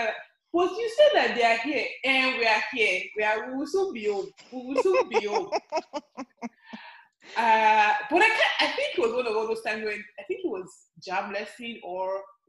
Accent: Ibadan, Oyo, Nigeria; I'm an Ibadan babe also. I grew up in Ibadan.

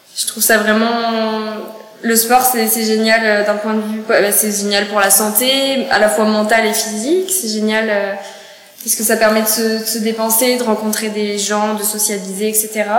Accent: Cognac, Nouvelle-Aquitaine, France; moved away as an adult; now in Montreal, Canada; moi, je suis née euh, dans la ville de Cognac

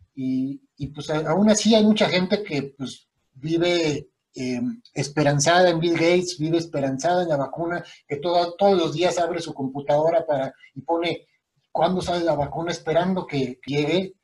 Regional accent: Querétaro, Mexico; also born or lived in Mexico City; yo llegué de México a vivir a Querétaro

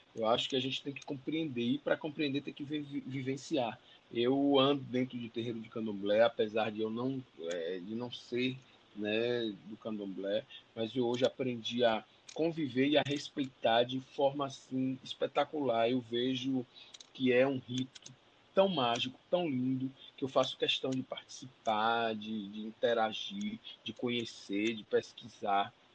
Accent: Bahia, Brazil; accent: baiano; como minha terra. Acho a Bahia um lugar único

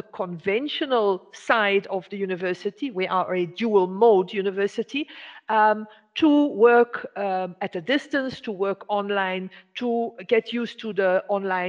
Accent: Belgium; moved away as an adult; now in Eswatini; I'm originally from Belgium, but I got to Swaziland, which is now called Eswatini in southern Africa, more than 30 years ago.

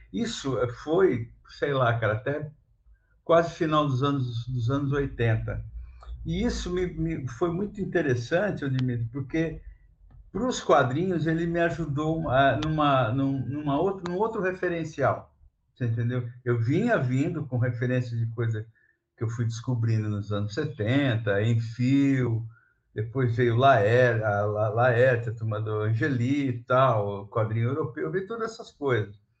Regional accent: São Vicente, São Paulo, Brazil; eu sou nascido em São Vicente, litoral do, de São Paulo

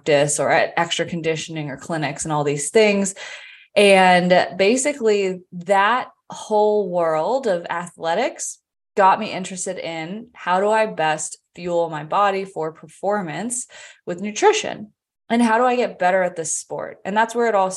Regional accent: Vienna, Virginia, United States; moved away as an adult; also born or lived in Charlotte area, North Carolina; now in Charlotte, United States; I grew up in the Northern Virginia area. I have lived there my entire life, except for up to May of last year.

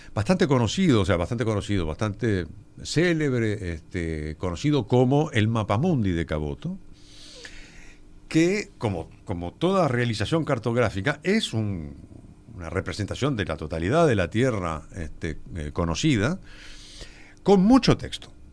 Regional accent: Uruguay; yo lo que soy es un uruguayo

